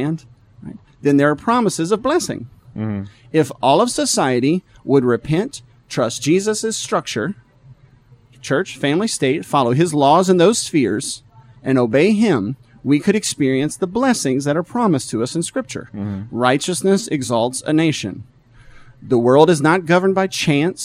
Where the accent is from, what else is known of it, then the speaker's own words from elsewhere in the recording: the South, United States; Now, I'm from the South. I'm a Southerner.